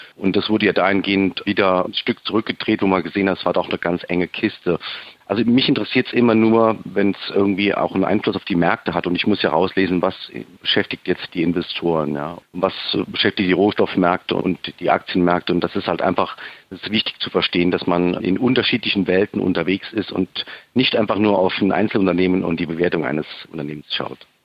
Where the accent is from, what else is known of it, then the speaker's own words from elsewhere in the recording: Saarbrücken, Saarland, Germany; Ich komme aus Saarbrücken und ich bin 45 Jahre alt.